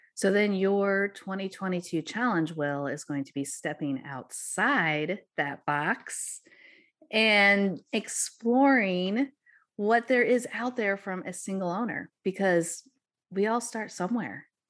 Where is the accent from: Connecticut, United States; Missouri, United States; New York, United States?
Missouri, United States; the magic of Missouri and my hometown area